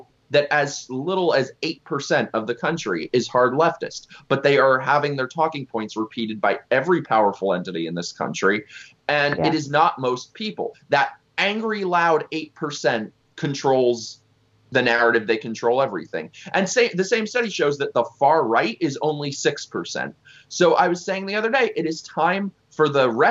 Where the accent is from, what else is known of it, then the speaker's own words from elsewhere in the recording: New York City, New York, United States; I'm originally from Manhattan